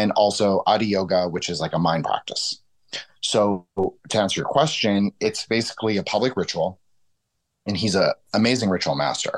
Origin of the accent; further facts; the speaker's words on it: Toronto, Ontario, Canada; I grew up in Toronto